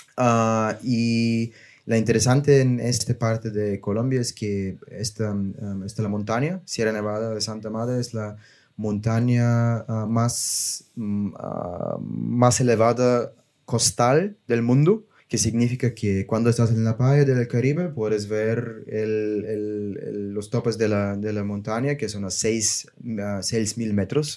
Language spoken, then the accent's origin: Spanish; Bulgaria; Spanish is a second language; moved away as an adult; also born or lived in Germany / Barcelona; yo soy, yo soy de Bulgaria